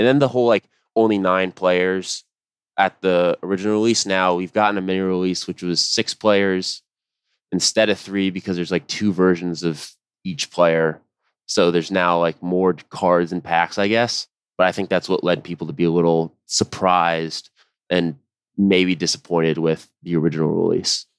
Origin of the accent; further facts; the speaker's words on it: United States; as an American